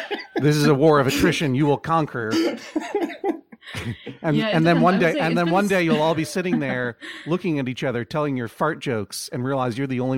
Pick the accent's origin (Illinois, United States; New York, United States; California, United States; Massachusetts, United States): Massachusetts, United States; I grew up in Massachusetts, and I'm sticking with aunt